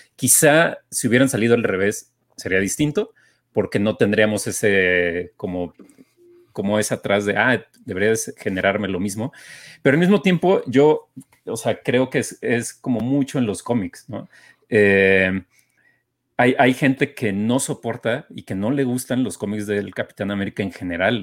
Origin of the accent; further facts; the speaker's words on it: Mexico; a nosotros, como mexicanos